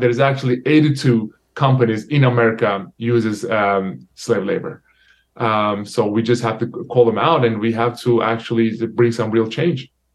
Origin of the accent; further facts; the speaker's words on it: Turkey; now in United States; my home country Turkey